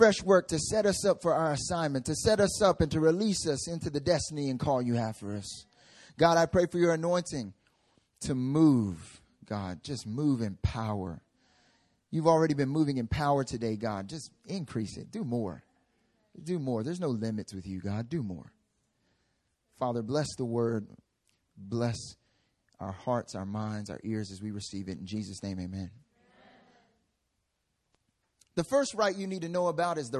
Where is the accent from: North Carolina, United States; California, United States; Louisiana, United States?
North Carolina, United States; now in South Korea; when I went back home